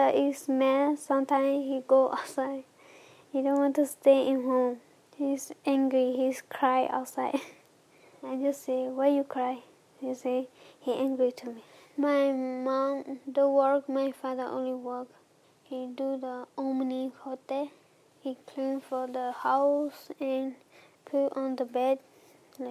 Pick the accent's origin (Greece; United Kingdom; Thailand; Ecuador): Thailand; English is a second language; moved away; also born or lived in Burma; I was born in Burma. When I was a baby, my mom and dad ran to the Thailand